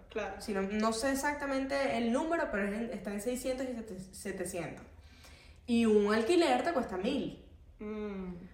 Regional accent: Portugal; moved away; Esa fue la primera razón por la que yo me vine de Portugal, porque yo tengo mi familia allá, o sea, tenía mis amigos, tenía todo.

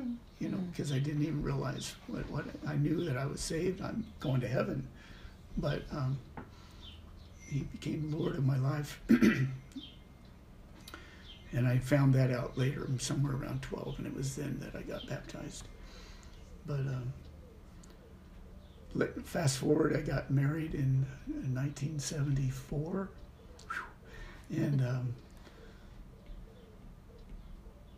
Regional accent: Idaho, United States; also born or lived in Corvallis, Oregon; I was born in Corvallis, and then we moved to Idaho

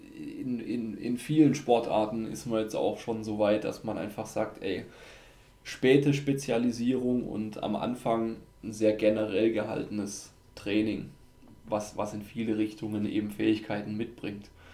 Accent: Austria; bei uns in Österreich.

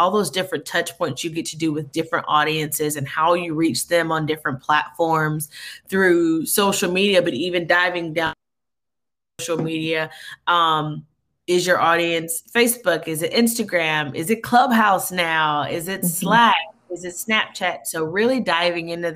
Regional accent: Greenville, South Carolina, United States; my father was the president of the local chapter of NAACP in my hometown of Greenville, South Carolina

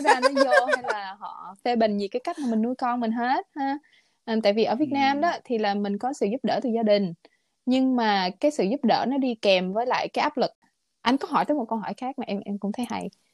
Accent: Vietnam; moved away as an adult; now in United States; lúc em ở Việt Nam

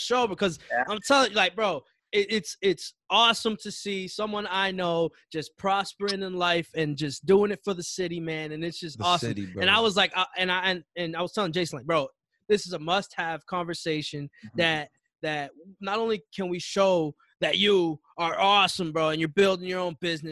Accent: Chelsea, Massachusetts, United States; I'm from Chelsea

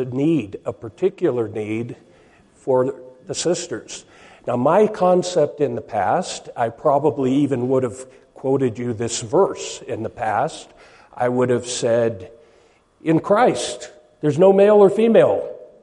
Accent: Seattle, Washington, United States; I come from Seattle, Washington.

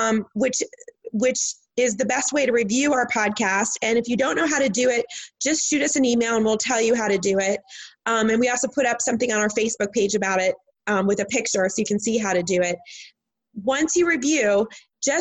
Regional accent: Midwest, United States; Because I'm from the Midwest.

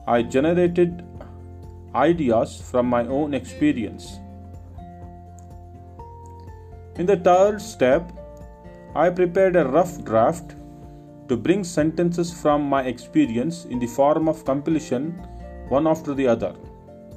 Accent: Karnataka, India; from Karnataka.

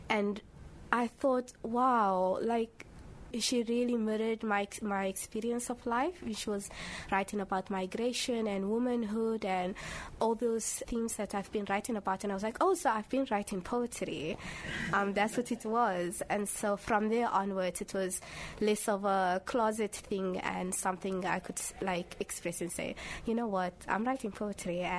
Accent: Cape Town, Western Cape, South Africa; I grew up in Cape Town, but my parents are from Somalia.

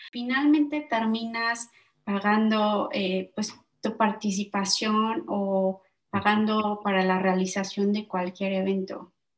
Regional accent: Mexico; moved away as an adult; now in Netherlands; como somos mexicanos, ¿no? Yo y mi socio

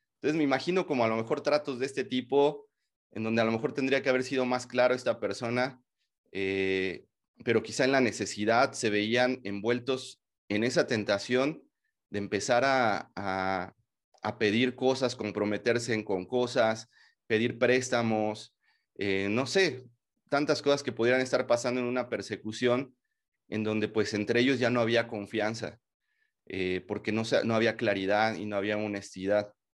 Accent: Mexico; como mexicanos

